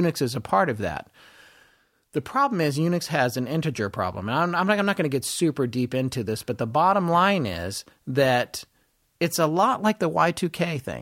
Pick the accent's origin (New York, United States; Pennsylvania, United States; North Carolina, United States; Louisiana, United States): North Carolina, United States; also born or lived in Death Valley, California / Denver, Colorado; I lived in Denver till I was eight or nine, and then from that point forward, I lived in North Carolina with my mom.